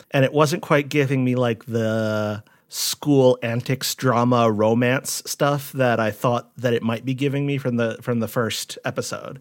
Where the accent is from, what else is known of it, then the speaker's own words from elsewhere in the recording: Rhode Island, United States; When I was growing up in Rhode Island